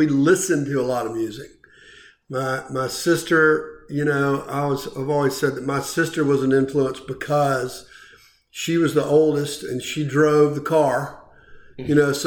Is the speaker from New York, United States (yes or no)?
no; Florence, South Carolina, United States; also born or lived in Virginia / Charleston, South Carolina; we grew up in Florence. Yeah. So that was in Florence. So, yeah, we actually are both from Florence